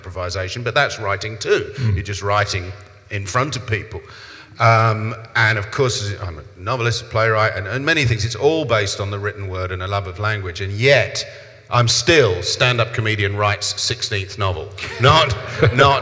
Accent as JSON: {"language": "English", "region": "London", "country": "United Kingdom", "tie": "born or raised there", "accent": "South London", "said": "my accent is South London"}